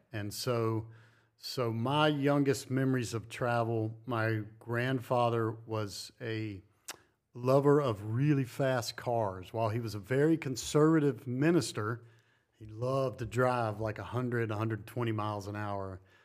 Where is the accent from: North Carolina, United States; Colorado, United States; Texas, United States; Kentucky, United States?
North Carolina, United States; now in Montana, United States; I grew up on the East Coast in North Carolina